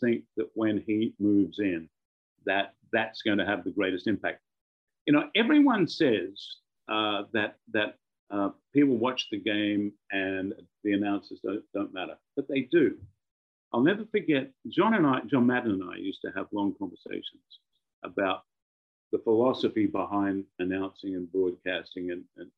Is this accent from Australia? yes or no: yes; Australia; moved away; also born or lived in London; As you know, I'm an Australian out of London.